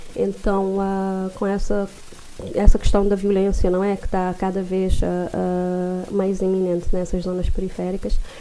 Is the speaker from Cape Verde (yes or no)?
yes; Santo Antão Island, Cape Verde; moved away; eu sou da Ilha de Santo Antão